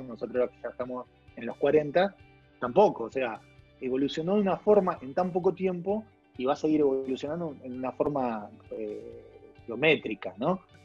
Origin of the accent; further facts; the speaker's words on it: Avellaneda, Buenos Aires Province, Argentina; yo soy de Avellaneda